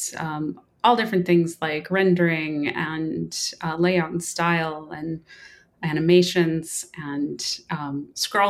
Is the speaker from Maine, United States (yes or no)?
yes; a little island off the coast of Maine, United States; moved away as an adult; I came from a little island off the coast of Maine. We didn't get cable TV even until I think I was a teenager